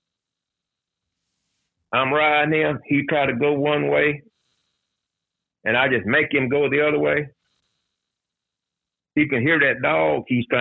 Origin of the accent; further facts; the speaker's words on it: Leesburg, Georgia, United States; I was born and raised in Lee County